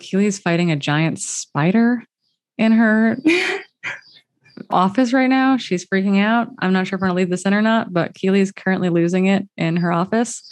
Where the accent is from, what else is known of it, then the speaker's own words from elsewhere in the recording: Wisconsin, United States; I'm from Wisconsin